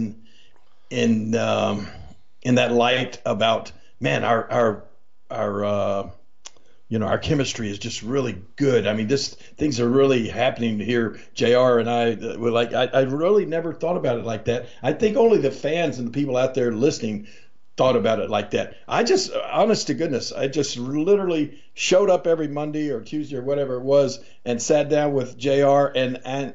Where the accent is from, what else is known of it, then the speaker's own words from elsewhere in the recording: Memphis, Tennessee, United States; right outside of Memphis, Tennessee, my hometown.